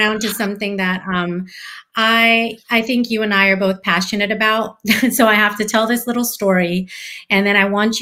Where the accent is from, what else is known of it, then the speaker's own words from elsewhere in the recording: San Francisco, California, United States; I live in California. I see a lot of crappy things happening here in my hometown, San Francisco